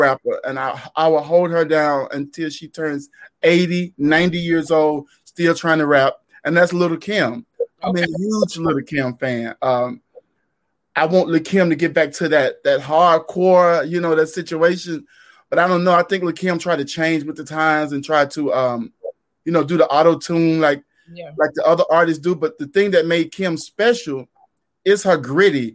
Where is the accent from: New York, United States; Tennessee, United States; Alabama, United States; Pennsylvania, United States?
Tennessee, United States; Memphis; I'm from Memphis, Tennessee, in an area called Orange Mound